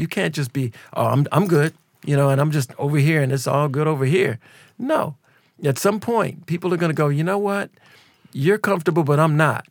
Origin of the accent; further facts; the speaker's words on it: Minneapolis, Minnesota, United States; we're from Minneapolis